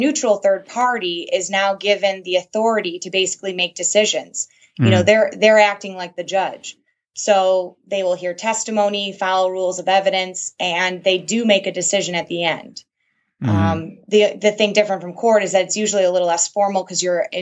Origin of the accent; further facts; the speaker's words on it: Michigan, United States; I was born and raised in Michigan.